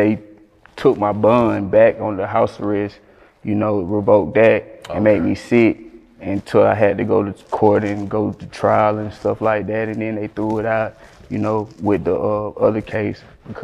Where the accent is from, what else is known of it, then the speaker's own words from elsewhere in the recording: Perry, Georgia, United States; moved away as an adult; now in Los Angeles, United States; I was born in Georgia